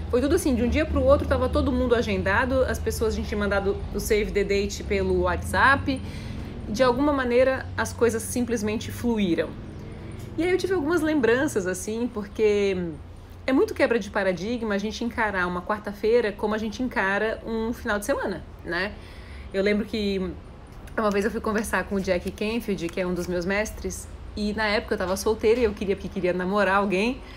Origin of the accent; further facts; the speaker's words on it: Foz do Iguaçu, Paraná, Brazil; Sou de Foz é Geis, então, o pessoal da, da Conscienciologia é daí, né?